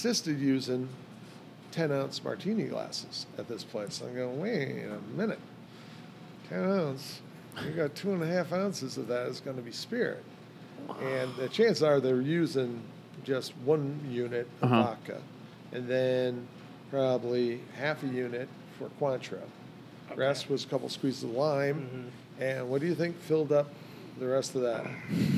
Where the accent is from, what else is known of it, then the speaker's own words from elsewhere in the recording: Chicago, Illinois, United States; also born or lived in Ireland; where I grew up on the Southwest side